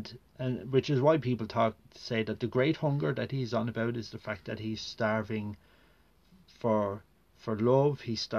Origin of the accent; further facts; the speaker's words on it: Enniskerry, Leinster, Ireland; the village I grew up in Enniskerry